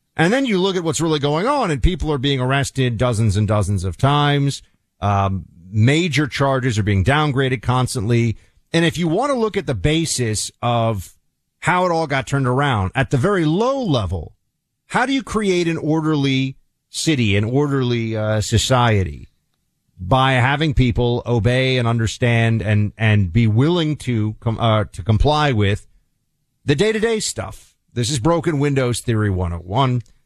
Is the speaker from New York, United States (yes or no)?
yes; New York City, New York, United States; I grew up in the Giuliani era in New York City